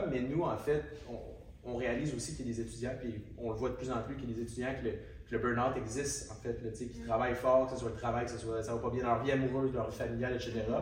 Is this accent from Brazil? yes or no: no; Quebec City, Quebec, Canada; Je suis l'homme de 21 ans qui vient de Québec